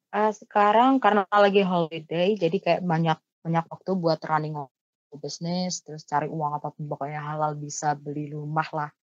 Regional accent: Surabaya, East Java, Indonesia; aku anak Surabaya asli

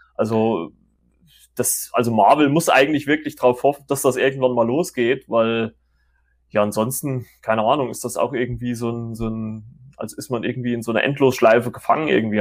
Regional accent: Germany; bei uns in Deutschland

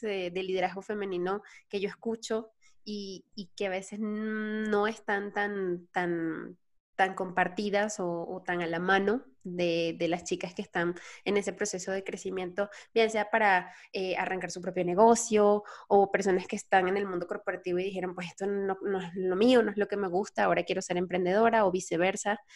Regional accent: Venezuela; moved away as an adult; now in Mexico; soy venezolana, tengo tres años aquí. Yo, yo me, salí de Venezuela

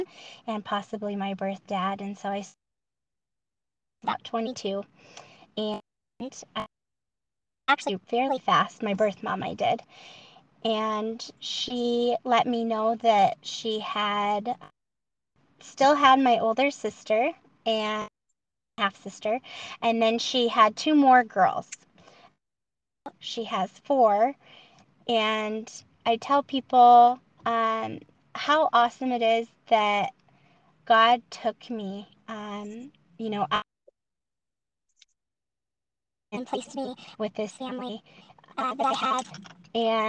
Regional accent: Montana, United States; born or raised there; also born or lived in South Carolina

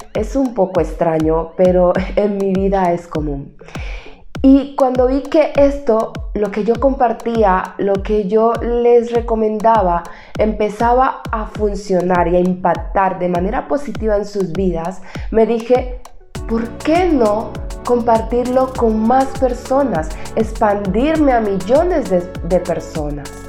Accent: Buenaventura, Valle del Cauca, Colombia; also born or lived in Cali, Colombia; Mi padre recuerdo que vivía en la ciudad natal de donde yo soy, yo estaba en la ciudad de Cali, Colombia

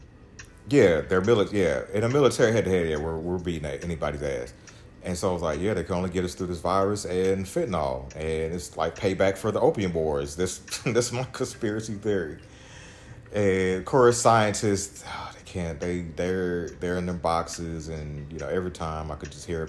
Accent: Missouri, United States; I'm from Missouri

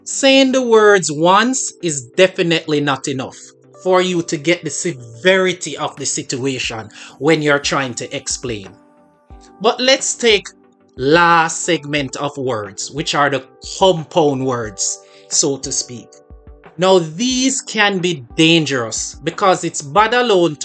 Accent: Jamaica; As a Jamaican

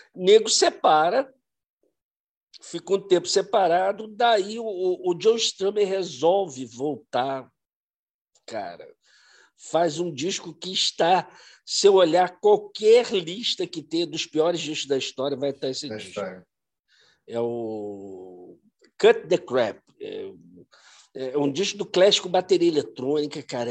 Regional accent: Brazil; a gente como brasileiro

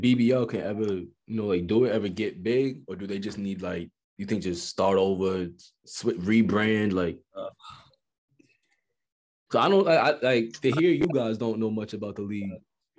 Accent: United States; an American like me

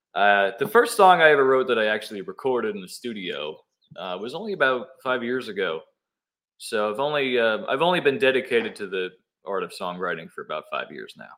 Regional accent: Newburgh, New York, United States; moved away as an adult; also born or lived in Washingtonville, New York; now in Nashville, United States; I was born in Newburgh, went to high school in Washingtonville. I spent the first 20 years of my life uh, growing up in the Hudson Valley

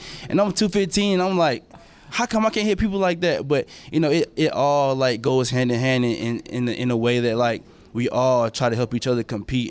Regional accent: Atlanta, Georgia, United States; moved away as an adult; also born or lived in Decatur, Georgia / Lovejoy, Georgia; now in Buffalo, United States; Well, I grew up in Atlanta, Georgia. I mean, I went to Lovejoy my senior year, so, like, I'm not really from Lovejoy. I'm from more so Decatur.

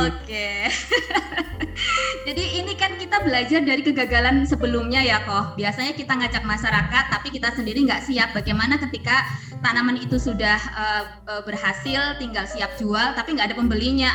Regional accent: Brebes, Central Java, Indonesia; saya juga orang Brebes, jadi saya paham budaya Brebes

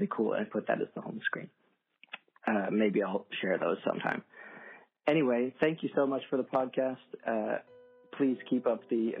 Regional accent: Takoma Park, Maryland, United States; now in Netherlands; I'm from the DMV and I'm from Tacoma Park

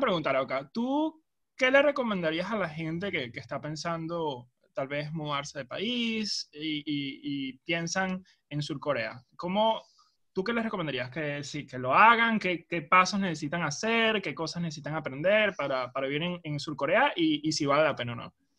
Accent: Venezuela; los venezolanos, creo yo, que todos nuestros amigos y familiares están esparcidos alrededor del mundo

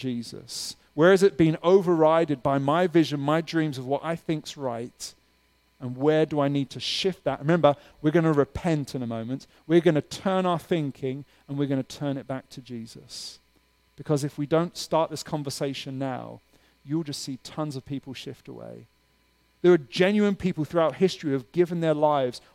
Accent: United Kingdom; now in Pittsburgh, United States; I'm from the UK

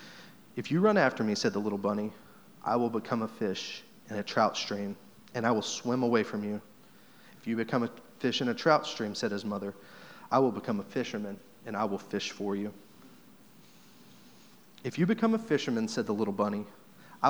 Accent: Southeast Missouri, United States; your typical church attender, Southeast Missouri testimony

